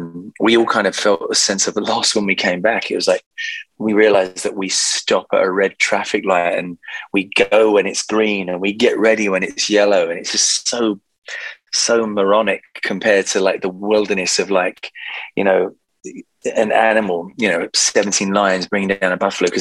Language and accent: English; London, United Kingdom; I've just come back to sunny London. So I'm really happy to be back in my hometown